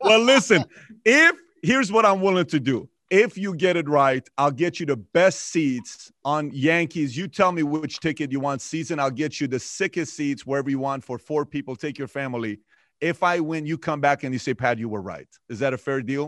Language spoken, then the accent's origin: English; Iran; now in United States; I'm from Iran myself.